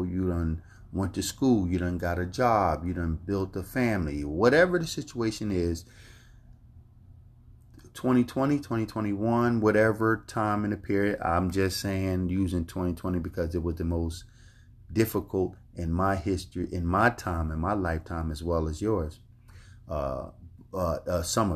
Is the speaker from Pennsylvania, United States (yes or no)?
yes; Philadelphia, Pennsylvania, United States; I grew up in North Philadelphia in Richmond Island Projects.